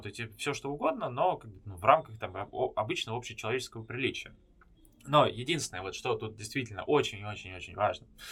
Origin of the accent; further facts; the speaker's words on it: Moscow, Russia; moved away as an adult; also born or lived in Antalya; now in Istanbul, Turkey; я сам из Москвы